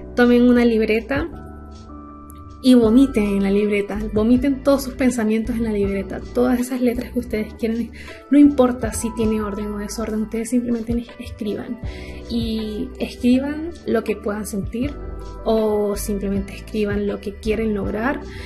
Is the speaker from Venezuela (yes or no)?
yes; Venezuela; moved away; soy venezolana. Cuando vivía en Venezuela y estaba chica